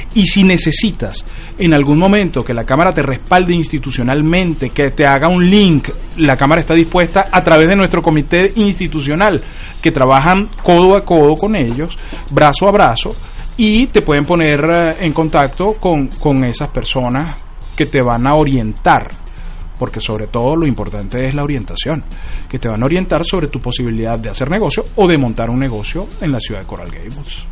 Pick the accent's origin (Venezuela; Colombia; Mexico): Venezuela; now in United States; como venezolano